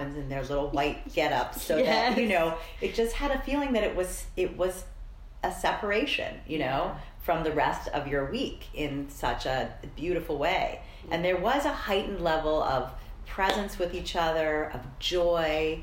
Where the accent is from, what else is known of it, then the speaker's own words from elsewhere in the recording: Colorado, United States; I'm from Colorado